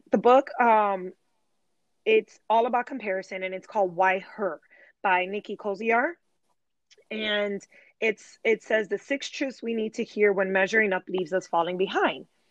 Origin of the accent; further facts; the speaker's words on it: Chicago, Illinois, United States; moved away as an adult; now in Charlotte, United States; I am a Chicago native. So I was born and raised in Chicago, and my family and I relocated to Charlotte, North Carolina three years ago